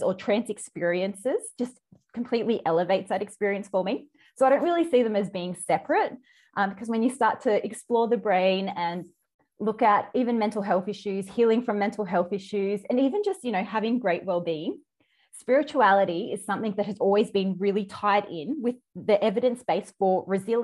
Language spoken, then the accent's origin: English; Australia; accent: Australian; all around Australia, which you can probably tell by my accent